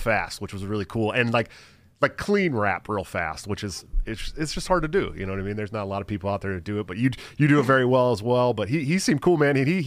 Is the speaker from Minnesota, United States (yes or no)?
no; Oakland, California, United States; I'm from Oakland, right outside of Oakland, California. So I grew up on the West Coast rap